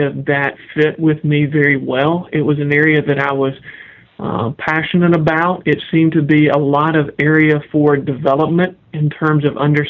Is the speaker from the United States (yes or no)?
yes; Kentucky, United States; moved away as an adult; also born or lived in Jackson, Tennessee / Wake Forest, North Carolina / Augusta, Georgia; now in Raleigh-Durham, United States; I grew up in Kentucky